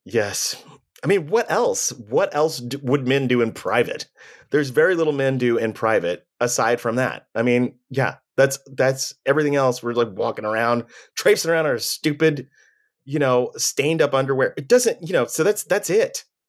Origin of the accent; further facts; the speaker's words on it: Texas, United States; I'm from the north side of town